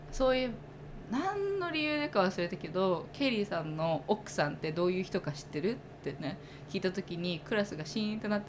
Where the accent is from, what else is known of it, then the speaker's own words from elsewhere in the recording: United States; 私が高校生の時に政治の授業を受けててで私アメリカで育ってるけどアメリカ人ではな